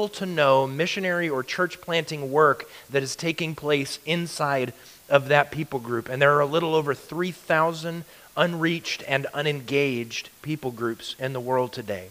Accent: Alaska, United States; moved away as an adult; also born or lived in Louisiana; And I grew up in Alaska. I moved out of Alaska in the mid-90s and moved to Louisiana. I lived in Louisiana for 16 years and then moved back to Alaska

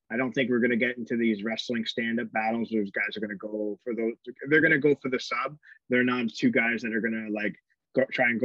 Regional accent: Canada; uh, uh, we're Canadian, so we

